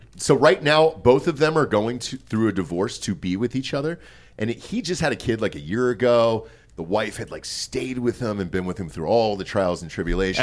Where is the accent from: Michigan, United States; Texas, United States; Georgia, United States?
Georgia, United States; I'm from Georgia